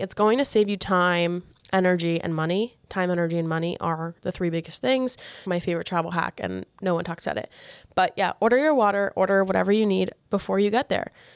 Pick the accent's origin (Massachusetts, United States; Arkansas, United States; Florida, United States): Florida, United States; a smaller city about an hour from Miami; I grew up where I live right now